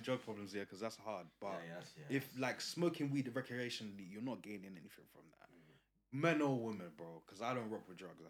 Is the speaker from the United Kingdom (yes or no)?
yes; Essex, East of England, United Kingdom; I'm from Essex.